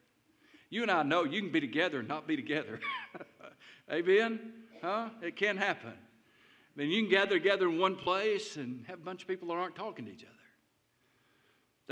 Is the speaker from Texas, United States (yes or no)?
no; Taylor, Arkansas, United States; when I was growing up in Taylor, Arkansas